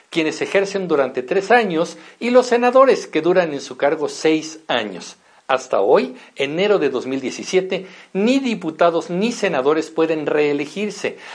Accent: Mexico; Sí, nosotros como mexicanos también somos parte del problema.

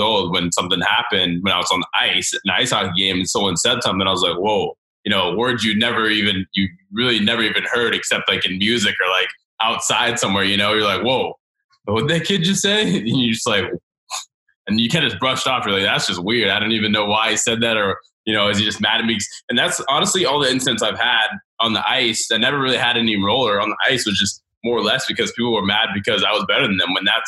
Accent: the South, United States; and even growing up in the South with roller hockey

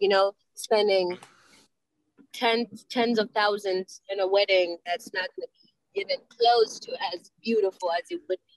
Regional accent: Kenya; moved away; I'm Kenyan. Home is Kenya

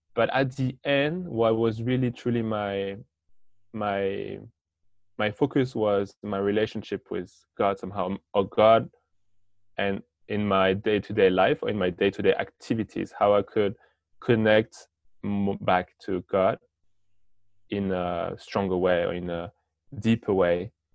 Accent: France; English is a second language; I'm from France. I'm 25

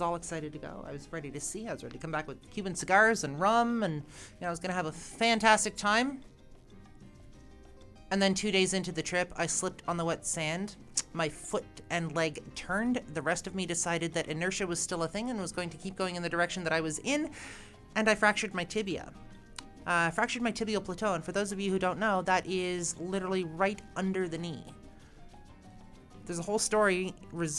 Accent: East Coast, Atlantic Canada, Canada; I'm from the East Coast, swam in the ocean as a kid.

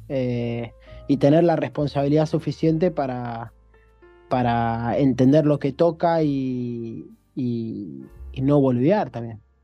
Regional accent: Argentina; moved away as an adult; now in China; yo creo que me crié en un contexto, en Argentina nos criamos todos

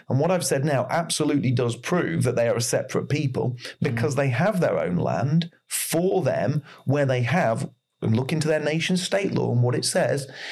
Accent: England, United Kingdom; I am English.

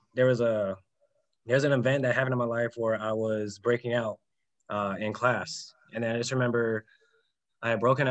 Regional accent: San Diego, California, United States; I'm actually from Southern California, San Diego.

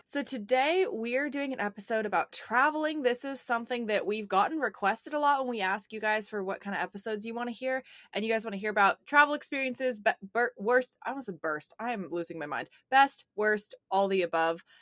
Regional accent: Portland, United States; now in California, United States; I living in California and even growing up in Portland

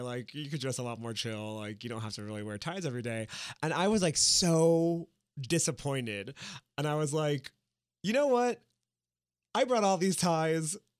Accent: Miami, Florida, United States; from Miami, I was born in Miami.

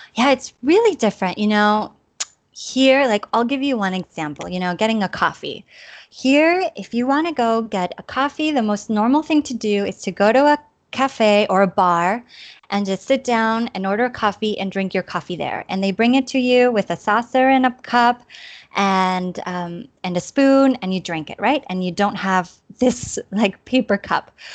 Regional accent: Chula Vista, California, United States; moved away as an adult; also born or lived in Tijuana, Mexico; now in Granollers, Spain; I'm from Chula Vista, California, and um, well, I grew up on the border. My parents are from Tijuana, so I grew up, you know, on both sides of the border

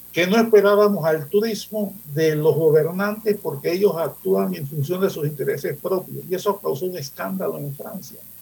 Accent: Panama City, Panama; Yo soy santanero, yo nací en Santana, frente al Banco Nacional, en una de esas casas por ahí. Yo nací ahí. Y estudié en Manuel José Hurtado, santanero.

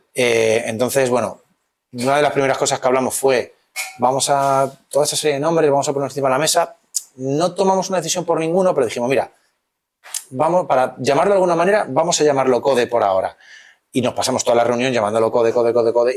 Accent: Madrid, Community of Madrid, Spain; los dos somos de Villaverde y habíamos ido al mismo instituto

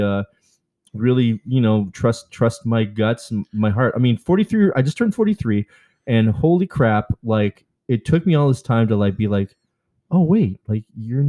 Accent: Vancouver, British Columbia, Canada; now in Wyandotte, United States; I'm originally from Vancouver

